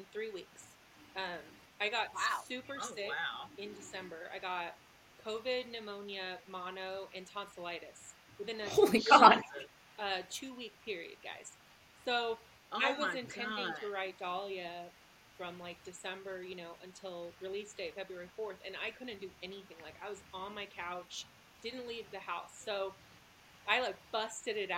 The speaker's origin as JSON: {"language": "English", "region": "Texas", "country": "United States", "tie": "born or raised there", "moved": "yes", "lives_now": "Utah, United States", "said": "I'm from Texas, you know, that's, like, the big thing. So I grew up like"}